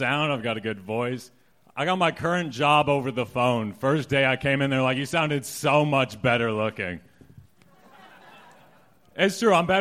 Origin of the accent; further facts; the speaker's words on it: Montana, United States; moved away; I'm from Montana